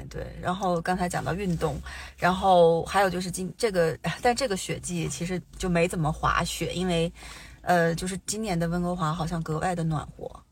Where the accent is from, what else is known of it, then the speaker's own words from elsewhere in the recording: Changchun, Jilin, China; now in Vancouver, Canada; 因为我们家老，我们老家是长春的哦